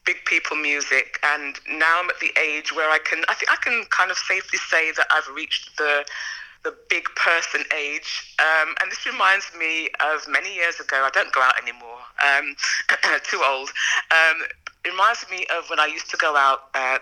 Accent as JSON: {"language": "English", "town": "Birmingham", "region": "West Midlands", "country": "United Kingdom", "tie": "born or raised there", "said": "I was born in Birmingham, to Jamaican parents."}